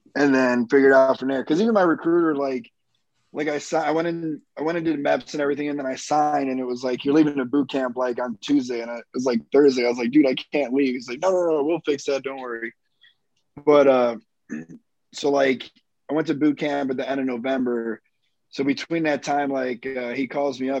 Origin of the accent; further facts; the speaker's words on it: Chicago, Illinois, United States; I grew up in Chicago